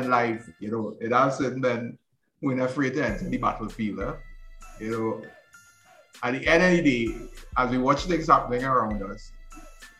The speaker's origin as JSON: {"language": "English", "country": "Trinidad & Tobago", "said": "I'm from Library and I love my community"}